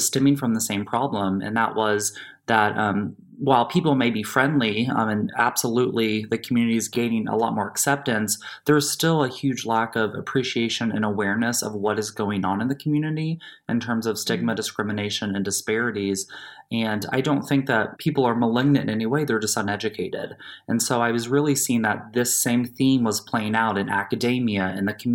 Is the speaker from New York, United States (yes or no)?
no; Southern Indiana, United States; I'm born and raised in Southern Indiana, rural Indiana